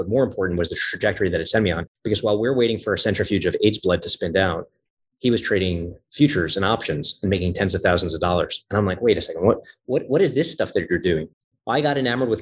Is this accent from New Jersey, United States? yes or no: no; New York City, New York, United States; I started out growing up in Coney Island, Brooklyn